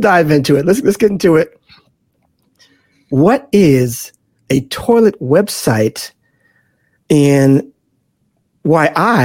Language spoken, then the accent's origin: English; Boston, Massachusetts, United States; I'm from Boston